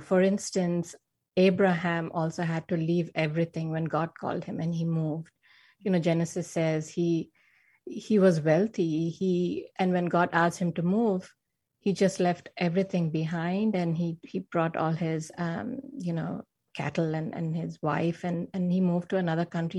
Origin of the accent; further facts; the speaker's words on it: India; moved away as an adult; now in Silicon Valley, California, United States; I was born and raised in India, and I had a pretty normal upbringing